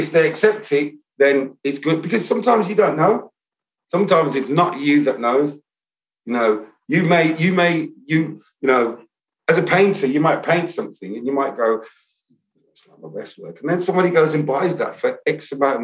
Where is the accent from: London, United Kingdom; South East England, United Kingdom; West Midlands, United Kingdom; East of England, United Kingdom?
West Midlands, United Kingdom; Birmingham; accent: Brummie; my accent's not really that Brummie